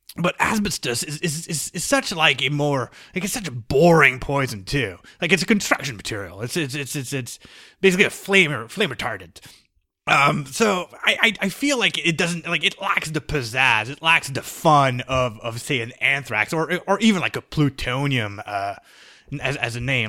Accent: United States; I'm American

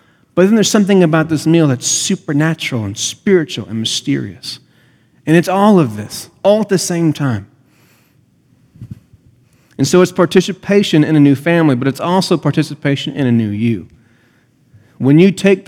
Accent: United States; I'm an American.

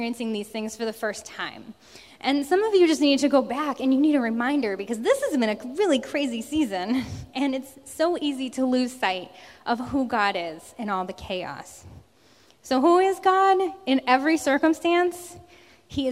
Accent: New Jersey, United States; moved away as an adult; now in Massachusetts, United States; I grew up in South Jersey

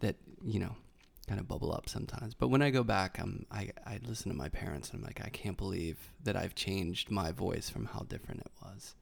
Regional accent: Carnegie, Pennsylvania, United States; accent: Pittsburghese; moved away; I'm from Pittsburgh, and there's a Pittsburgh accent, but it's very subtle

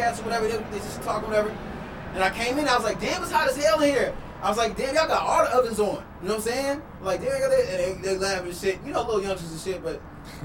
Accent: Chicago, Illinois, United States; I'm from Chicago, you know what I'm saying? I'm from Illinois

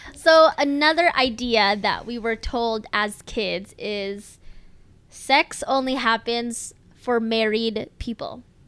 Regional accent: United States; born or raised there

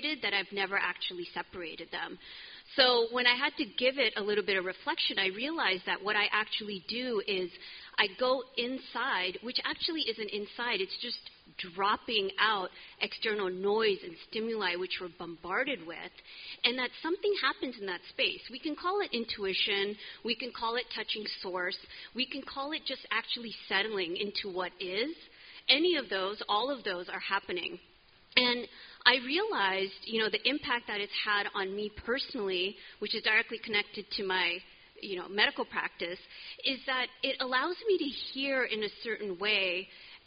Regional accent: California, United States; moved away; I'm from California.

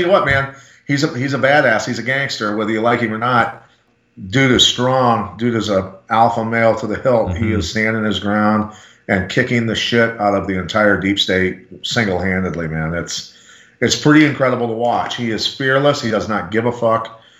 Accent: Bettendorf, Iowa, United States; here in my hometown of Bettendorf, Iowa

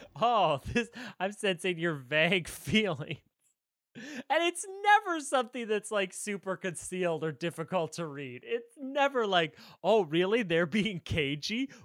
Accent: United States; as an American

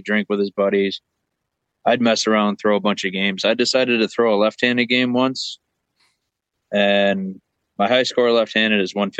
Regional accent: Corfu, New York, United States; The town I grew up in Corfu had a bowling alley.

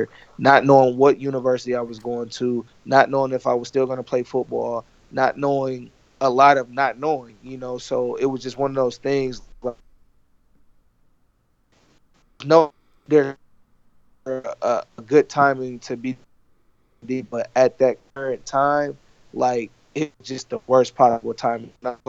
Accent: Ypsilanti, Michigan, United States; I was born in Ypsilanti, Michigan, which is right next to that other school, U of M

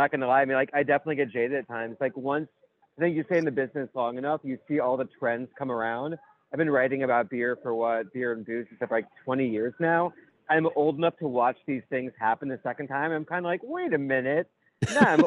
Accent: New York City, New York, United States; my hometown of the little burg of New York City

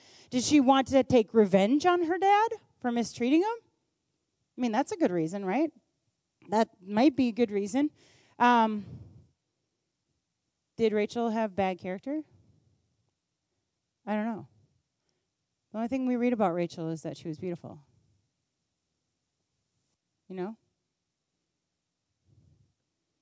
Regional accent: United States; I was born in America and at this time in history

